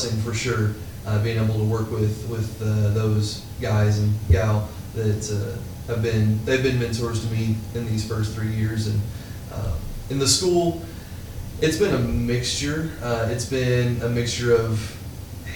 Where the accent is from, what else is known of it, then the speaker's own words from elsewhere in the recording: Jessieville, Arkansas, United States; from Jesseville, Arkansas, and I'm about to start my third year teaching